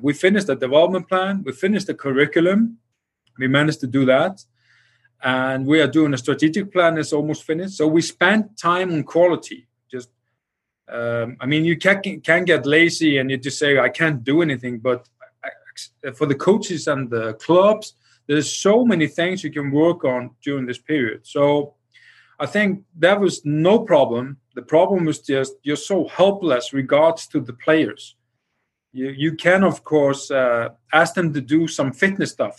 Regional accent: Iceland

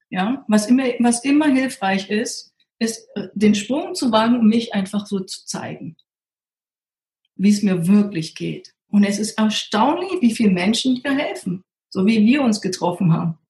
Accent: Berlin, Germany; Und ich komme ja aus Berlin.

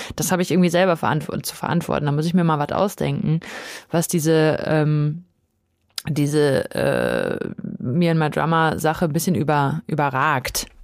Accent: Dortmund, North Rhine-Westphalia, Germany; ich bin in Dortmund aufgewachsen

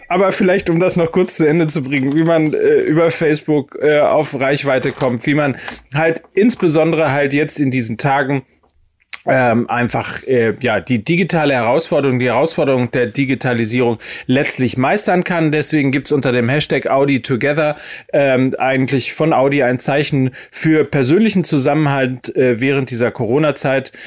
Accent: Hamburg, Germany; als Hamburger

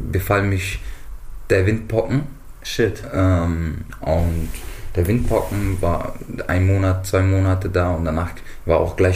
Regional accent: Johannesburg, Gauteng, South Africa; also born or lived in Mozambique; und ähm, stamme aber aus Mosambik. Ähm, die ersten Kindheitszeiten verbrachte ich in Südafrika.

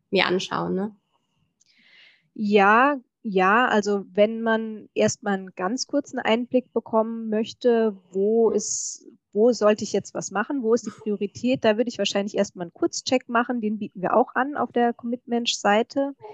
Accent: Hessian Rhön, Hesse, Germany; moved away as an adult; also born or lived in Würzburg; now in Dresden, Germany; Ja, ich komme ursprünglich aus der hessischen Rhön

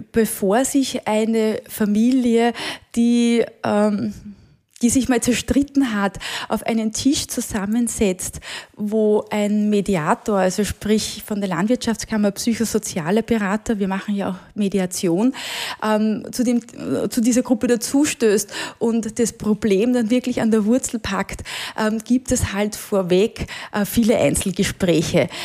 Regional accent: Marchfeld, Lower Austria, Austria; ich bin auf einem Ackerbaubetrieb im Machfeld aufgewachsen

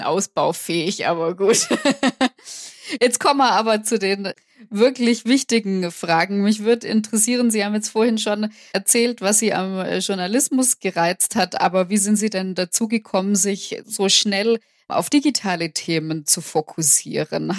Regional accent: Swabia, Germany; accent: Swabian; ich bin Schwäbin, ich kann Schwäbisch

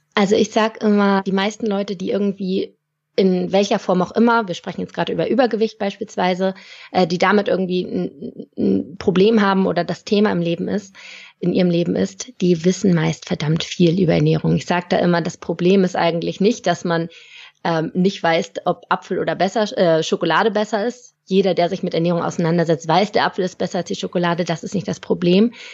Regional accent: Lübeck, Schleswig-Holstein, Germany; moved away as an adult; also born or lived in Stuttgart; bin dann aus dem hohen Norden, wo ich herkomme, aus Lübeck, bis nach Stuttgart gezogen in den Süden

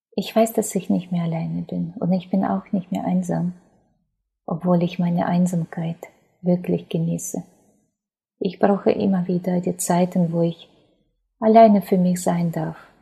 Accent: Ukraine; German is a second language; moved away as an adult; now in Germany; Ich bin in Ukraine geboren, bin jetzt ähm, 41 Jahre alt

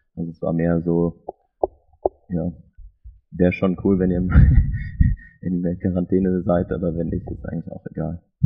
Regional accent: Munich, Bavaria, Germany; moved away as an adult; also born or lived in Switzerland; München, wo ich aufgewachsen bin und gewohnt habe zu dem Zeitpunkt dann

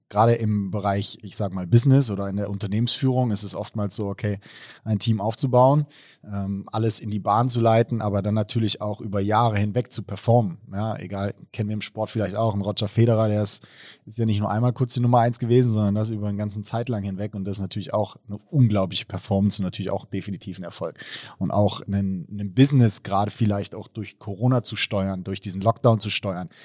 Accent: Baunatal, Hesse, Germany; now in Mainz, Germany; ursprünglich aus Baunatal, also aus dem schönen Nordhessen

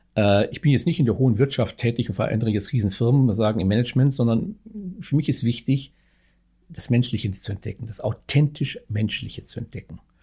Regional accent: North Rhine-Westphalia, Germany; moved away as an adult; also born or lived in Bavaria / Niederalteich; now in Berlin, Germany; Herkommen tue ich aus dem etwas, ich muss sagen, ja nicht sagen Ostwestfalen

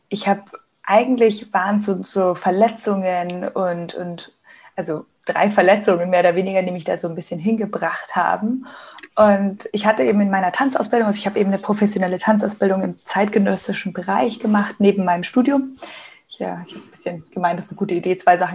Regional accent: Munich, Bavaria, Germany; Ich bin gerade in München. Das ist meine Heimat, mein Zuhause, wo ich aufgewachsen bin und auch lebe.

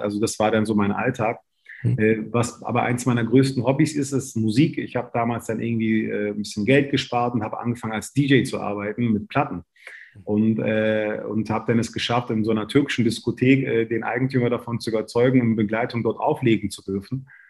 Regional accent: Berlin, Germany; ich bin in Berlin-Kreuzberg aufgewachsen.

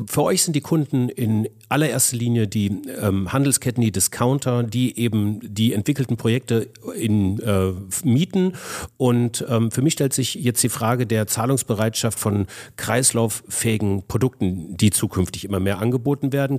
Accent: Ingolstadt, Bavaria, Germany; meiner Heimat Ingolstadt

